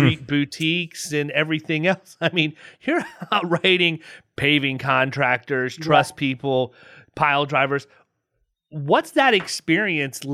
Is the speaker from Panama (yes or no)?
no; Southeast, United States; ignorant people from the Southeast like me